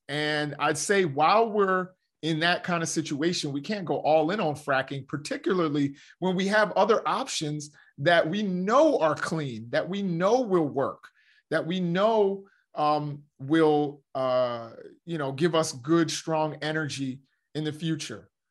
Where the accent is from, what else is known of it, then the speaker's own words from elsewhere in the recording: United States; we as the American citizens and as the American people